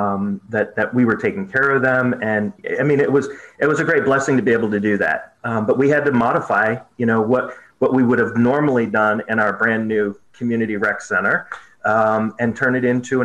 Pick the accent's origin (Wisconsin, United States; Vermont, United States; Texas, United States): Vermont, United States; moved away as an adult; now in Selma, United States; I grew up in Vermont